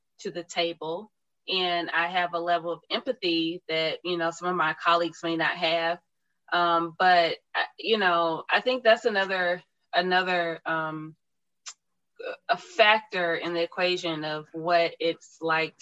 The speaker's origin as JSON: {"language": "English", "town": "Tuskegee", "region": "Alabama", "country": "United States", "tie": "born or raised there", "said": "growing up in Tuskegee, Alabama, and then attending Tuskegee University"}